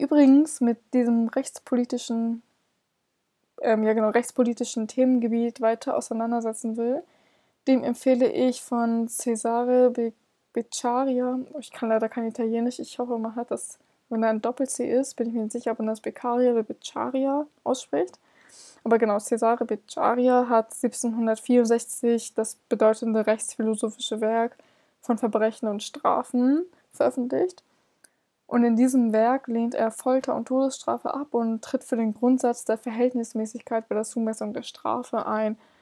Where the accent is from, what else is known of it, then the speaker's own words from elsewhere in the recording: Hamburg, Germany; ich komme selber aus Hamburg